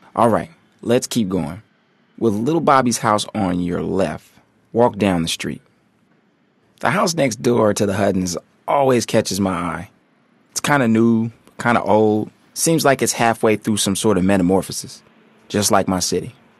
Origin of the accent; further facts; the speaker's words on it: Oakland, California, United States; I grew up in Oakland, always hearing about the Panthers